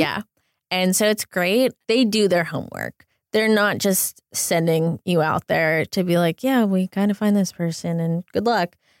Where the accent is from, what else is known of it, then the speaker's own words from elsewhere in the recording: south of Pittsburgh, Pennsylvania, United States; also born or lived in Boston, Massachusetts; now in Los Angeles, United States; I grew up south of Pittsburgh in Pennsylvania